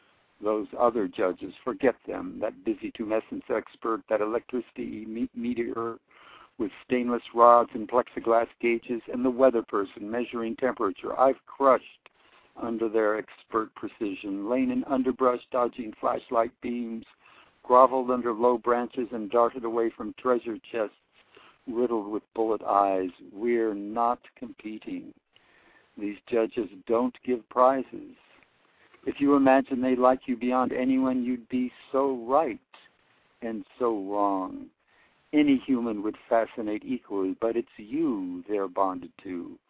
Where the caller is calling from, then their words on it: Oakland, California, United States; I'm calling from Oakland, California.